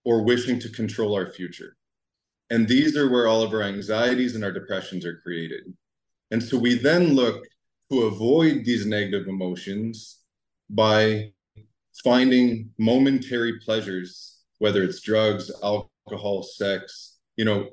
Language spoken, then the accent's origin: English; Ottawa, Ontario, Canada; I come from Ottawa, Canada